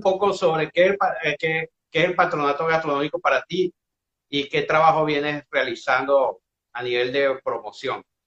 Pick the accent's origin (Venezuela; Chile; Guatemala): Venezuela; Yo soy como buen venezolano